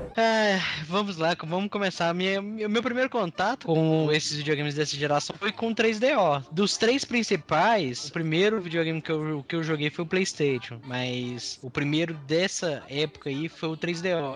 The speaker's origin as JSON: {"language": "Portuguese", "town": "Governador Valadares", "region": "Minas Gerais", "country": "Brazil", "also_born_or_lived": "Ipatinga", "said": "eu sou de lá, ê, eu sou de Valadares"}